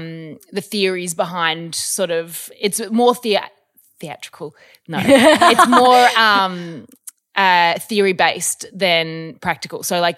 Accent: Australia; also born or lived in Melbourne / Newman, Western Australia; I grew up sort of all over Australia. I was born in Melbourne.

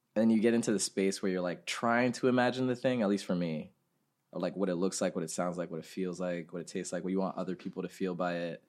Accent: Ghana; moved away; We grew up in Ghana

